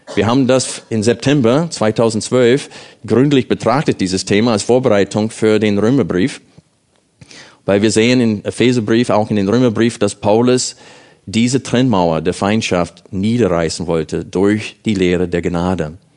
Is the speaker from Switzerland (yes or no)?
no; United States; German is a second language; moved away as an adult; now in Germany; ich als Amerikaner hier in Deutschland wohne